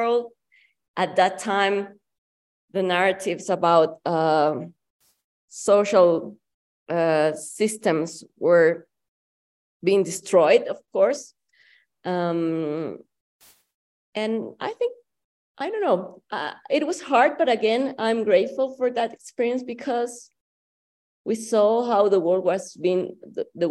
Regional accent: Guayaquil, Guayas, Ecuador; moved away as an adult; also born or lived in Russia; now in Mexico; I am originally from Ecuador, from Guayaquil in particular, from the coast.

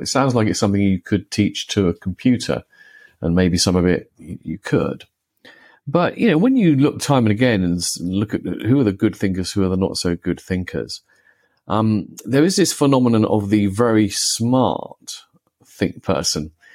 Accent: United Kingdom; I grew up in the United Kingdom

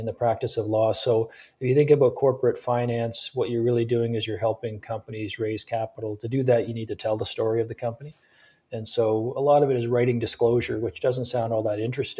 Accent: Sarnia, Ontario, Canada; also born or lived in Toronto; I'm originally from Ontario. I grew up in southwestern Ontario, a community called Sarnia

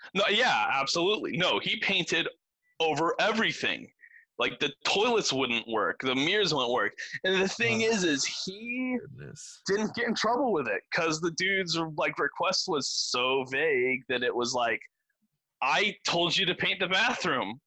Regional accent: Granbury, Texas, United States; I was born in Granbury

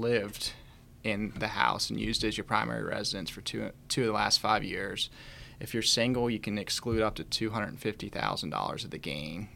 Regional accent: Chambersburg, Pennsylvania, United States; moved away as an adult; now in Winchester, United States; I grew up in Chambersburg, Pennsylvania

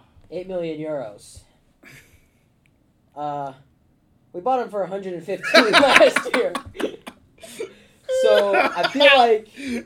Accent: United States; So as an American

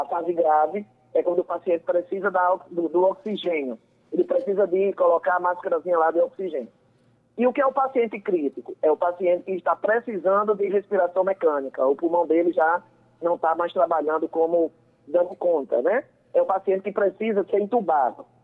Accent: Patos, Paraíba, Brazil; eu sou uma sertaneja, eu sou do interior, eu sou de Patos

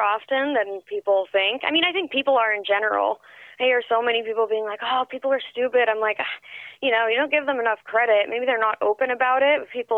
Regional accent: Northern California, United States; moved away; also born or lived in New York; I'm not from LA. I'm actually from Northern California, but I grew up in New York as well

